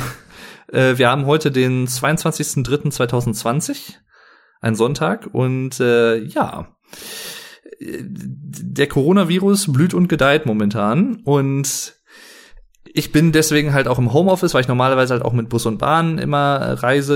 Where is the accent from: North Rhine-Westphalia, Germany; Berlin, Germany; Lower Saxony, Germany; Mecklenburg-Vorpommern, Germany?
North Rhine-Westphalia, Germany; Sauerland; wie man bei uns im Sauerland sagt